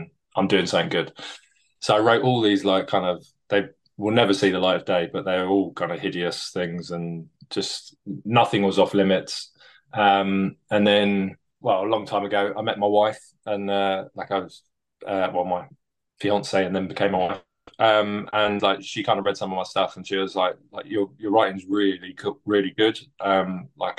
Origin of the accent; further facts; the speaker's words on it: London, United Kingdom; moved away as an adult; now in Bristol, United Kingdom; Was born and raised in London, and then moved to Bristol for my work.